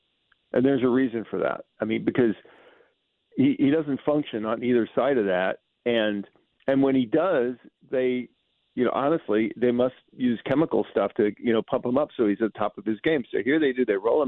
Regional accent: Bronx, New York, United States; born there; You know, I was born in the South. South Bronx.

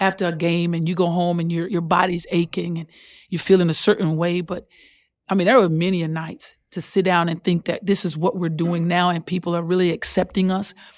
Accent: Texas, United States; I'm from Texas

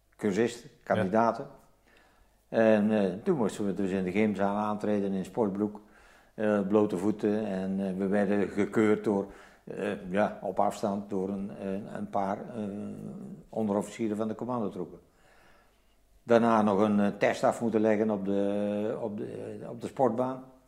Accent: Zevenbergen, North Brabant, Netherlands; moved away as an adult; also born or lived in Netherlands New Guinea; Ik ben geboren in Zevenbergen, West-Brabant

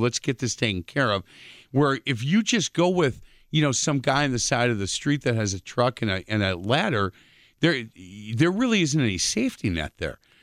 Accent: Milwaukee, Wisconsin, United States; when I was a kid growing up on Bartlett Avenue on the east side

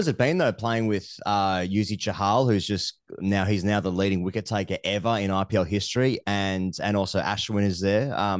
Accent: Sydney, New South Wales, Australia; I'm from Sydney

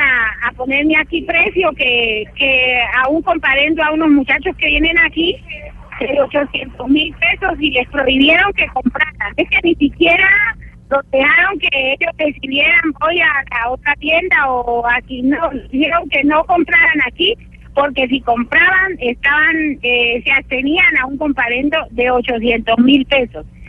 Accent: Cali, Valle del Cauca, Colombia; moved away; yo llevo 30 años aquí pero yo no soy de acá, yo, yo trabajo para conseguir un pasaje precisamente de pronto para irme ya para mi tierra que es Cali

